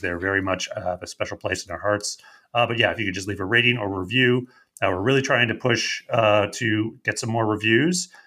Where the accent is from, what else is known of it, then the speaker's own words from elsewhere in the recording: Canada; accent: Canadian; my Canadian accent